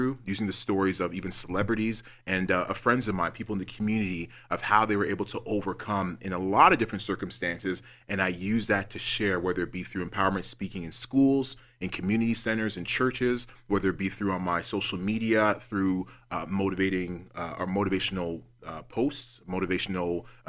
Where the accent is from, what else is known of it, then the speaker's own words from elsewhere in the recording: Toronto, Ontario, Canada; Growing up in Rexdale, there is so many people there that are loving, that are caring, just regular people who want to see the best for their families.